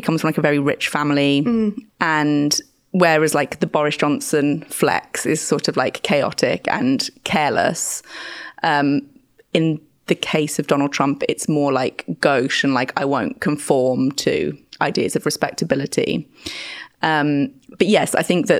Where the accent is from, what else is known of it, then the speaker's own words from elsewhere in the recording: Birmingham, West Midlands, United Kingdom; now in London, United Kingdom; where I grew up in Birmingham